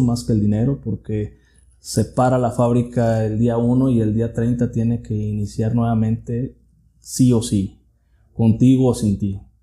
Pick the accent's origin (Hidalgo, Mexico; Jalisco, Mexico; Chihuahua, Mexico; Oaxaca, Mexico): Jalisco, Mexico; Tuxpan; soy originario de Tuxpan, Jalisco. Ahí es donde, donde nací, crecí.